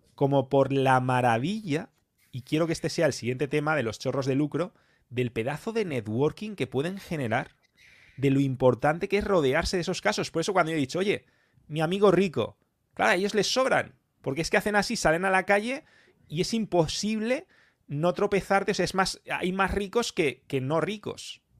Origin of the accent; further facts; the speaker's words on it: Spain; yo como español